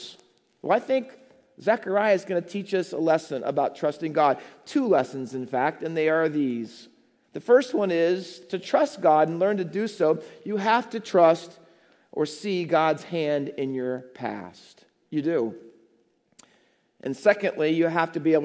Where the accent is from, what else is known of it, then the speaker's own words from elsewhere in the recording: Ohio, United States; moved away as an adult; also born or lived in New Jersey; now in Hamilton, United States; I was living in Ohio. I was youth pastor at the church that I grew up as a little boy